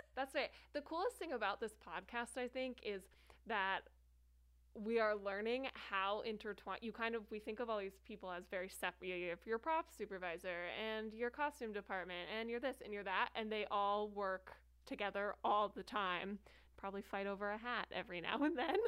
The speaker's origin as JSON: {"language": "English", "region": "New Jersey", "country": "United States", "tie": "born or raised there", "moved": "yes", "lives_now": "Arizona, United States", "said": "I was born and raised in New Jersey."}